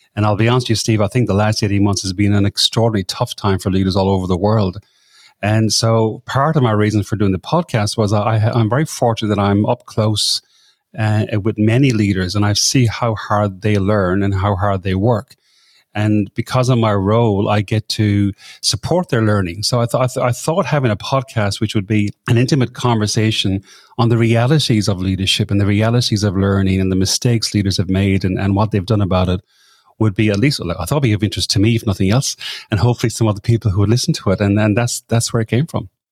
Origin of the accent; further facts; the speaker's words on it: Ireland; moved away as an adult; now in Sydney, Australia; I'm from Ireland originally, but I came over this part of the world that long ago.